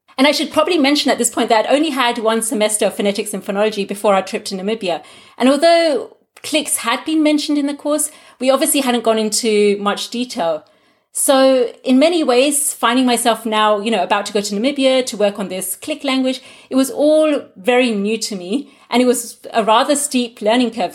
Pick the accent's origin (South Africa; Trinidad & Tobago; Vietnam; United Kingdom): United Kingdom; first language Gujarati; English is a second language; moved away as an adult; now in Germany; growing up as a second generation Gujarati in the UK, having Gujarati as my first language, but now being more proficient in English than in Gujarati